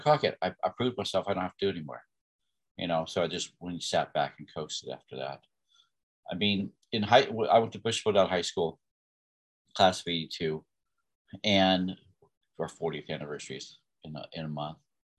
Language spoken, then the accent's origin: English; Bethlehem, Pennsylvania, United States; I was born in 1963 in Bethlehem, Pennsylvania, to two wonderful people that raised six children